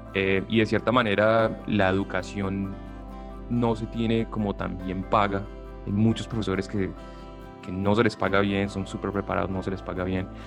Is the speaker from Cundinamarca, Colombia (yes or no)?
no; Buga, Valle del Cauca, Colombia; now in United States; soy colombiano y estoy orgulloso de mi acento